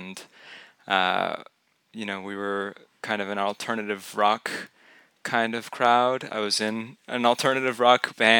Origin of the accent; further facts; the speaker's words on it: Houston, Texas, United States; So I grew up in Houston, just a stone's throw away, actually on a street called Skipping Stone Lane.